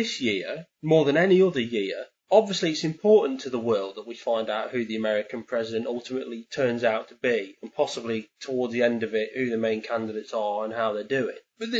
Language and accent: English; England, United Kingdom